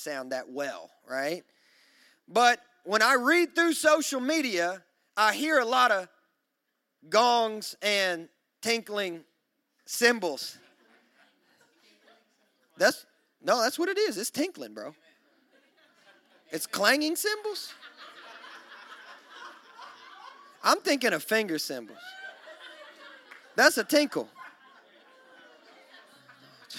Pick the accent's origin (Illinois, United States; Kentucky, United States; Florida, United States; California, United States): Kentucky, United States; now in Nashville, United States; I'm from Kentucky, so we say things like tinkling